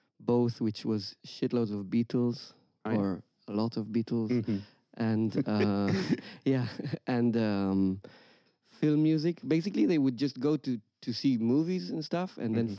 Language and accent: English; Jerusalem, Jerusalem District, Israel; moved away as an adult; now in Amsterdam, Netherlands; I come originally from Jerusalem, Israel. I've moved to Amsterdam about 6